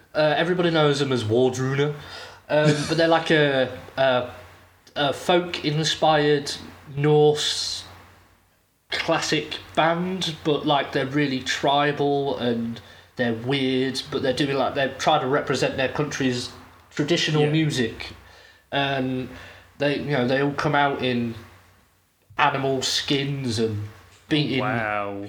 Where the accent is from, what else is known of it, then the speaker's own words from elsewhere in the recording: United Kingdom; in my home country at one of my favourite British festivals